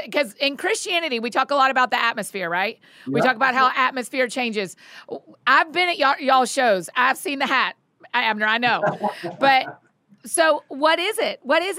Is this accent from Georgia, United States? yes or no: yes; Marietta, Georgia, United States; I'm from Marietta, Georgia.